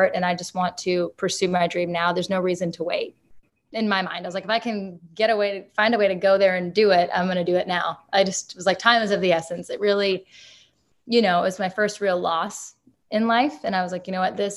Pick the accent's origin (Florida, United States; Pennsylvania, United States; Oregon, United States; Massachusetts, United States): Massachusetts, United States; Haverhill; moved away; also born or lived in Nashville, Tennessee; my hometown in Haverhill